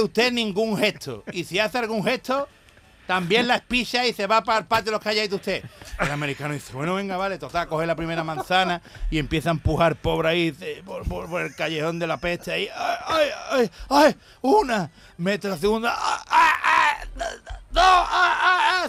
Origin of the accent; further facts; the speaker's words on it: Jerez de la Frontera, Andalusia, Spain; Yo antes era mofeta en mi tierra y ahora soy profeta